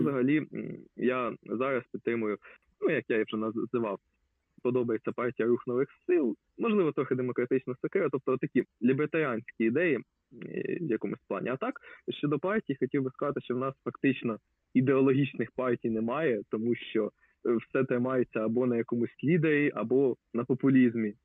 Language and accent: Ukrainian; Lubny, Poltava Oblast, Ukraine; Я я з міста Лубни